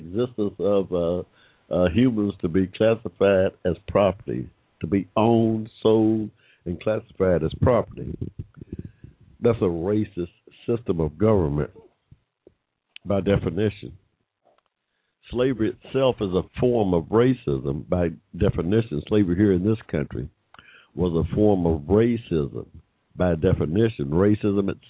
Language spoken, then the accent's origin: English; Hampton, Georgia, United States; I was born in 1945 in Hampton, Georgia, in Henry County, Georgia